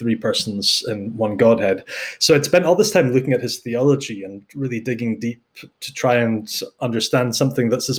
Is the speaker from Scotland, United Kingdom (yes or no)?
yes; the Highlands of Scotland, United Kingdom; moved away as an adult; also born or lived in Netherlands; now in Edinburgh, United Kingdom; I grew up in the Highlands of Scotland